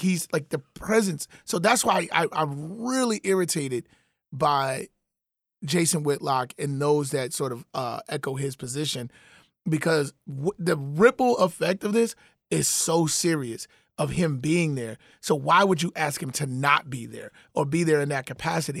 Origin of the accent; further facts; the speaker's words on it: Chicago, Illinois, United States; I'm a Chicagoan